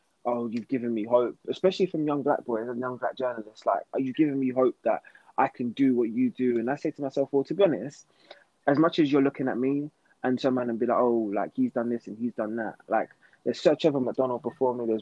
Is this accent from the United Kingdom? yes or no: yes; London, United Kingdom; I come from Enfield